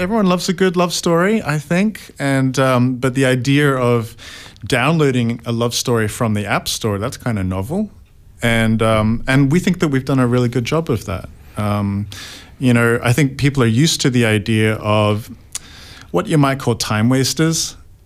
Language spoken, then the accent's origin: English; Australia; I was able to come back to my home country of Australia